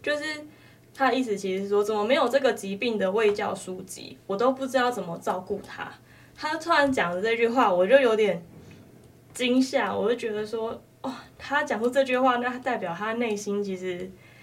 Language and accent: Chinese; Taiwan; 因为在那段期间我们都没有回去啊，我们都在台湾